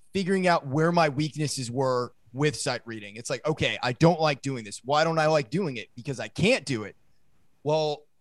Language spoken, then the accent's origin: English; Maine, United States; now in Nashville, United States; growing up in Maine